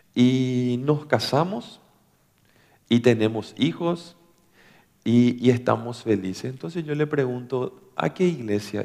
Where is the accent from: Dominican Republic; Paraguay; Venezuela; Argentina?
Paraguay; somos de Paraguay